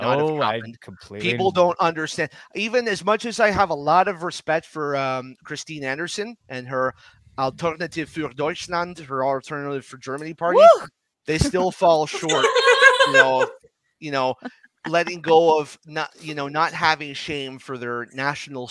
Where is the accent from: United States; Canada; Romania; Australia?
Canada; Ottawa, Ontario; I'm from Ottawa, Ontario, Canada, which is right next to Gatineau, Quebec. I learned French.